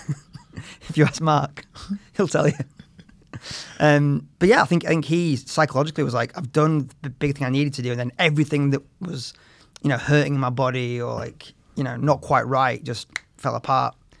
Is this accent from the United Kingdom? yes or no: yes; England, United Kingdom; also born or lived in United States